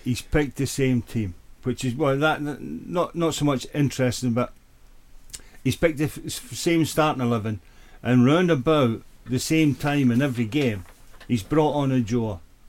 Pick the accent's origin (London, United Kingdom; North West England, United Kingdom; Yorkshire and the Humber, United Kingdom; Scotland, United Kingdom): London, United Kingdom; I come from London.